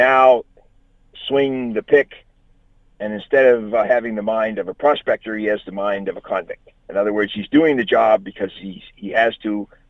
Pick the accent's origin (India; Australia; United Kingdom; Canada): Canada; Halifax, Nova Scotia; also born or lived in Newfoundland; I grew up in Halifax.